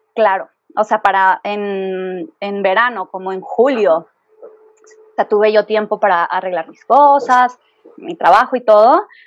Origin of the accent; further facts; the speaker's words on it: Guadalajara, Jalisco, Mexico; moved away as an adult; now in Mexico City, Mexico; yo soy de Guadalajara.